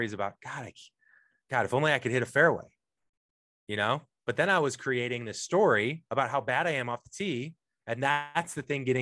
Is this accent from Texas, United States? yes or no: no; St. Louis, Missouri, United States; now in Los Angeles, United States; I'm from St. Louis originally. I'm in Los Angeles now